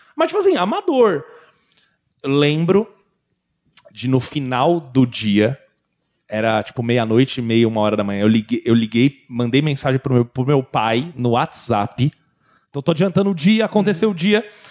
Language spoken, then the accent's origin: Portuguese; São Paulo, Brazil; eu sou de São Paulo